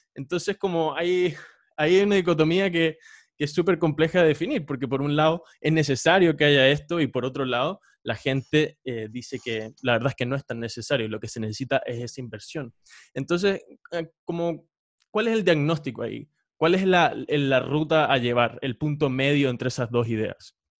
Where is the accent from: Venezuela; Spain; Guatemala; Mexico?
Venezuela; now in Chile; yo soy venezolano